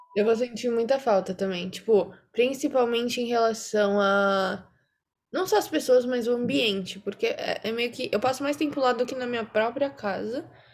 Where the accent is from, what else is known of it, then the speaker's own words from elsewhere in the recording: São Paulo, Brazil; also born or lived in Campinas; eu nasci em São Paulo, só que eu morei uma época em Campinas